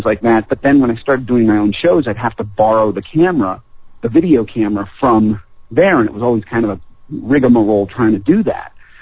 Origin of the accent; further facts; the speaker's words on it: Longmeadow, Massachusetts, United States; also born or lived in Springfield, Massachusetts / Indian Orchard, Massachusetts; I was born in Springfield, Massachusetts. We lived in a place called Indian Orchard for a while, then we moved to Longmeadow, Massachusetts